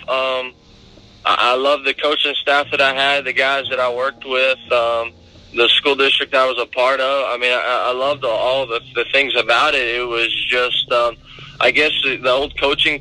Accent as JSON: {"language": "English", "country": "United States", "tie": "born or raised there", "moved": "as an adult", "said": "all my ties in my hometown, which was Gulf Lake for so long"}